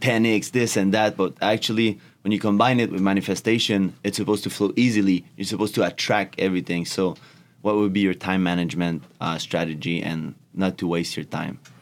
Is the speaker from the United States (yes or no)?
no; Canada; English is a second language; I'm from Canada